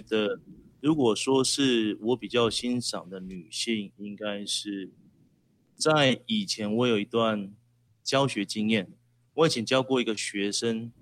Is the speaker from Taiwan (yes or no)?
yes; Tainan, Taiwan; moved away as an adult; now in Taichung, Taiwan; 我老家OK。在台南，但是我一个人在台中工作